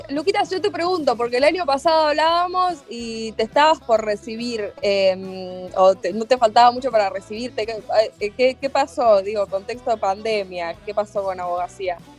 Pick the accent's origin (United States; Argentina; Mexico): Argentina; Cañada Rosquín, Santa Fe; also born or lived in Rosario; Con mi familia futbolera íbamos los domingos a ver a la lluve como llamaban al club de mi pueblo, Cañada Rosquín